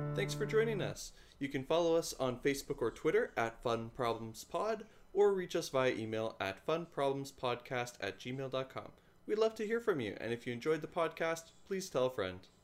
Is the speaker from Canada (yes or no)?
yes; Canada; I'm a Canadian